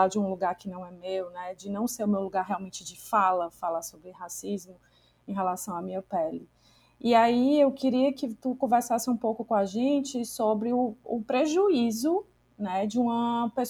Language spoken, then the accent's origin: Portuguese; Northeast Region, Brazil; No caso, somos mulheres, somos nordestinas, mas somos brancas, né?